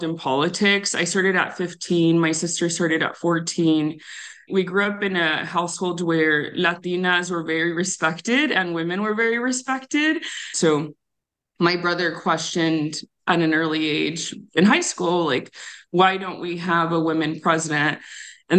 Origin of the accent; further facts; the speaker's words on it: Tucson, Arizona, United States; I grew up on the south side of Tucson